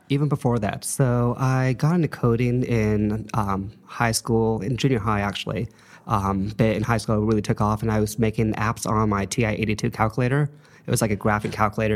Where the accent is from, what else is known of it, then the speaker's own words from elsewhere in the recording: Los Angeles, California, United States; moved away as an adult; also born or lived in Saint Louis, Missouri; I'm a L A native. I grew up in the San Fernando Valley